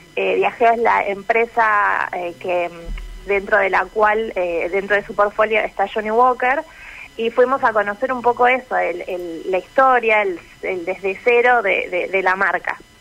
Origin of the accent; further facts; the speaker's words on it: Venado Tuerto, Santa Fe, Argentina; also born or lived in Rosario; Yo soy de Venado Tuerto, exactamente